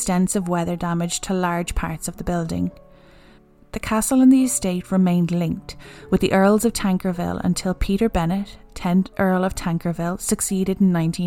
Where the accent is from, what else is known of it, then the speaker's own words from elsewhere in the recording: Ireland; we're Irish